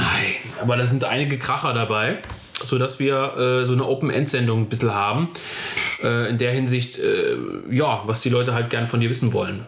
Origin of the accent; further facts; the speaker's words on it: North Hesse, Germany; aus meiner Heimat Nordhessen